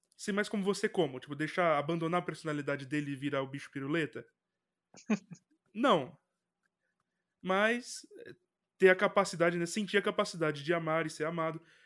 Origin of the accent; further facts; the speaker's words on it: Brazil; Como brasileiro